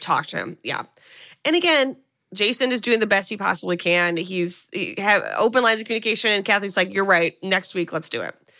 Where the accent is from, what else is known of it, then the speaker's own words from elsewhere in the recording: United States; as an American